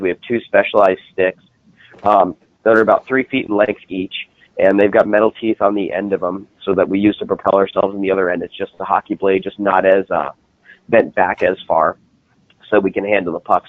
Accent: New Jersey, United States; now in St. Louis, United States; So I'm based out of St. Louis, Missouri. I uh, I'm originally from New Jersey, and then made the uh, trek out here, and been stuck ever since.

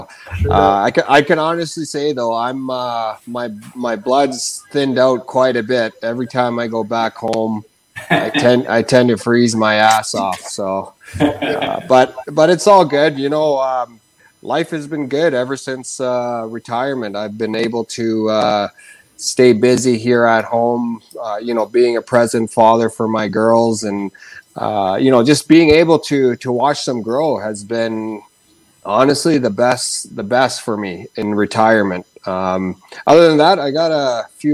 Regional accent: Rankin Inlet, Nunavut, Canada; now in Kelowna, Canada; growing up in Rankin Inlet, Nunavut, where it's currently minus 40

